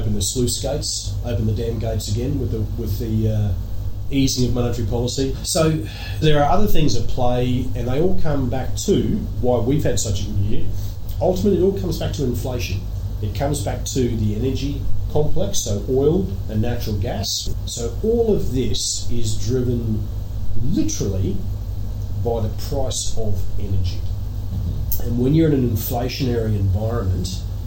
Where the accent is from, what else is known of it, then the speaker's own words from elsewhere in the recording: Australia; moved away as an adult; also born or lived in New York / London / Jersey; I was born in Australia to relatively humble parents, both self-employed, both incredibly hardworking people